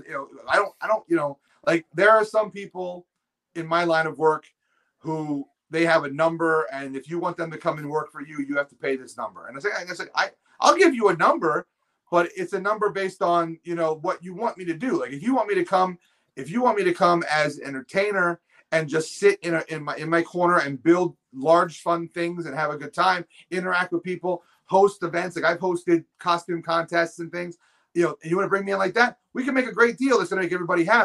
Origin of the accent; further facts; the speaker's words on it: Pennsylvania, United States; moved away; I grew up in Pennsylvania, so I have contacts down there